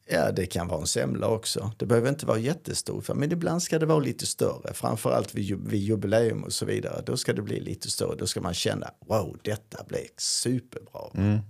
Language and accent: Swedish; Karlskrona, Blekinge, Sweden; now in Skåne, Sweden; En karlskronit, alltså från Karlskrona